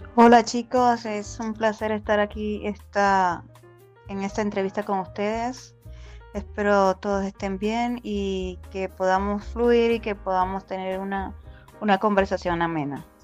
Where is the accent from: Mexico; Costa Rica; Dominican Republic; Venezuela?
Venezuela; moved away as an adult; now in United States; me gradué como ingeniero químico en una universidad en Venezuela, soy venezolana